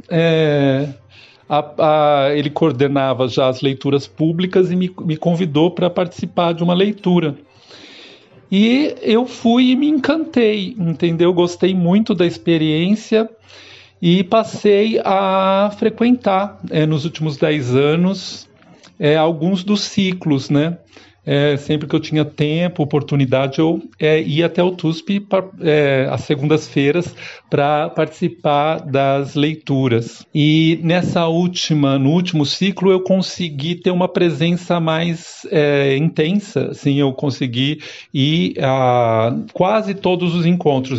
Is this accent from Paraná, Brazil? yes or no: no; São Paulo, Brazil; sou natural de São Paulo